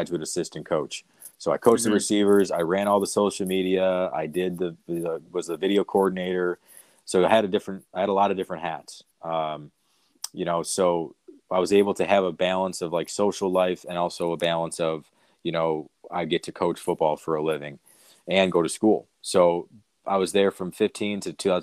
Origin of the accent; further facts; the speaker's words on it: Buffalo, New York, United States; also born or lived in Chicago; it was like Division I football in my hometown